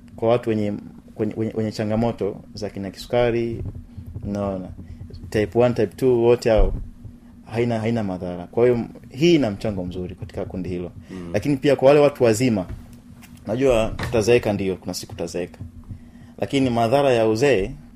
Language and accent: Swahili; Tanzania; watanzania wenzetu